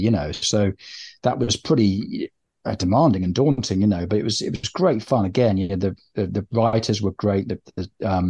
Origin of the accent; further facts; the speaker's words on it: Bristol, South West England, United Kingdom; I'm from Bristol